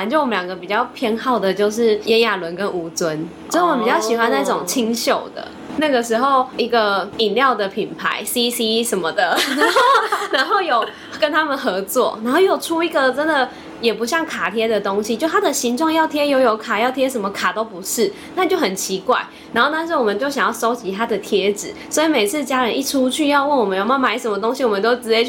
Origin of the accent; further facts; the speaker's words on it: Taipei, Taiwan; born there; 对对对，我们三个都在台北出生。